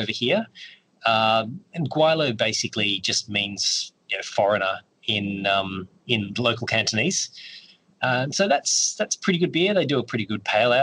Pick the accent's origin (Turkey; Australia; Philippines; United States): Australia; Perth, Western Australia; moved away; I'm from Perth. And when I left Perth